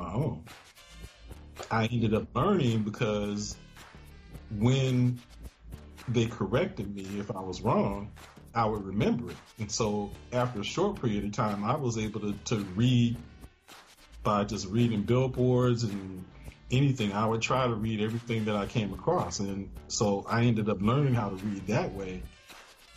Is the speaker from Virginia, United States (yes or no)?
no; Chicago, Illinois, United States; I was born in Chicago, Illinois.